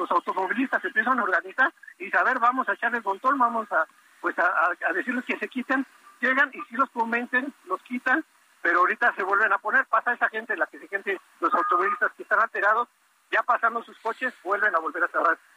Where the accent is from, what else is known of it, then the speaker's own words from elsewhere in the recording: Tampico, Tamaulipas, Mexico; Nosotros somos foráneos de Tampico, se nos dio la oportunidad allá en Tampico